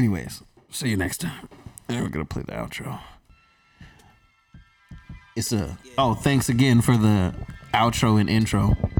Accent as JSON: {"language": "English", "town": "Durham", "region": "North Carolina", "country": "United States", "said": "we're from the Bull City."}